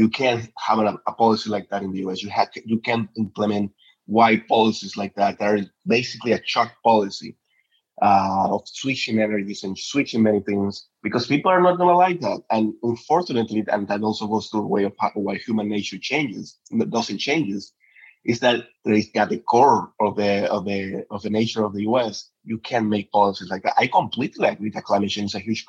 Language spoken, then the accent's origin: English; Petare, Miranda, Venezuela; moved away as an adult; now in Washington DC, United States; I was born in Petare. Petare is one of the biggest, so you can understand the biggest slums in Latin America. So I was directly benefited from one of those, from many of those missions. My first classes came from one of the Chavez missions.